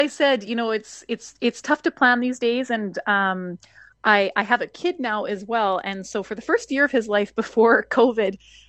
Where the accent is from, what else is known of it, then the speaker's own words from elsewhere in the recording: Alberta, Canada; now in Manitoba, Canada; I'm originally from Alberta, so I have a good following, shall I say, in that province, because I've toured probably to every small town throughout the province at some point in time.